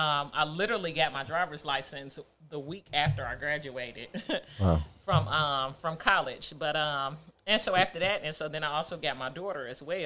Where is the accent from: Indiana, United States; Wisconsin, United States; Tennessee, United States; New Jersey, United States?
Tennessee, United States; Nashville; You know, just kind of growing up in Nashville, I always wanted to get back to Detroit, which is where the roots was, which is where the majority of our family was. We were the only ones that were in Nashville.